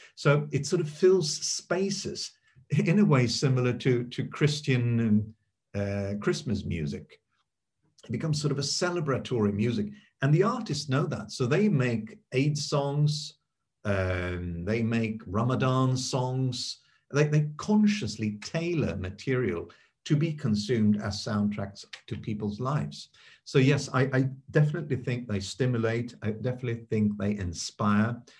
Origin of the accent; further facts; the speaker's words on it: Sweden; I grew up in Sweden